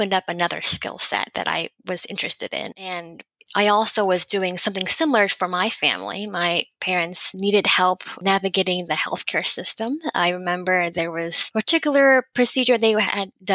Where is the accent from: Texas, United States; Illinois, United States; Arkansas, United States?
Texas, United States; Houston; also born or lived in California / Massachusetts; I grew up in Houston, Texas